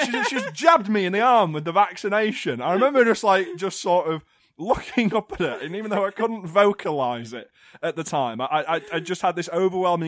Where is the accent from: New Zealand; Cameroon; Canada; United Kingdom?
United Kingdom; the north of England; Speaking as a Northerner